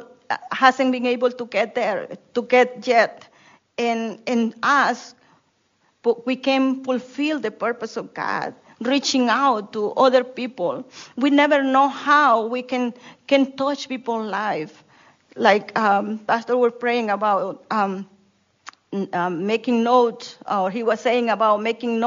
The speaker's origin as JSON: {"language": "English", "country": "Honduras", "second_language": "English", "moved": "yes", "lives_now": "United States", "said": "when I was in Honduras, I didn't speak English when I came to the States, and I still have broken English"}